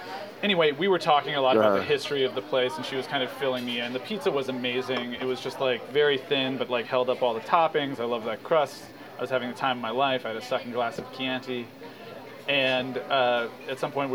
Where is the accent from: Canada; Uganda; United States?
United States; California; I'm from California